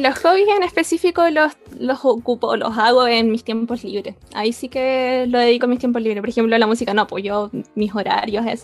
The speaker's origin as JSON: {"language": "Spanish", "town": "Concepción", "region": "Biobío", "country": "Chile", "tie": "born or raised there", "said": "Nacida y crecida en Concepción."}